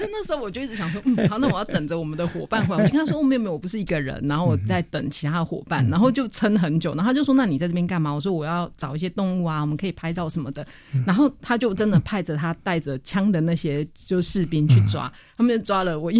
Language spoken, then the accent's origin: Chinese; Taiwan; 我台湾来的。